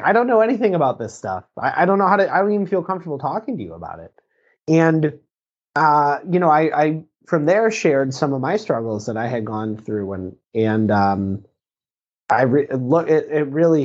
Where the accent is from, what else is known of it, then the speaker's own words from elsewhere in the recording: Lake Orion, Michigan, United States; Born and raised in Michigan, right in Lake Orion.